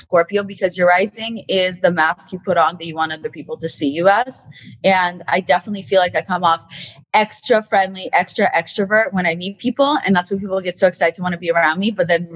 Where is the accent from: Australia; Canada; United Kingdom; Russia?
Russia; I was born in Russia